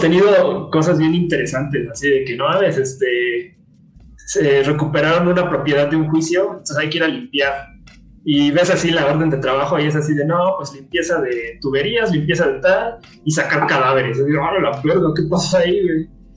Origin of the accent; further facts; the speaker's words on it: Mexico; soy mexicano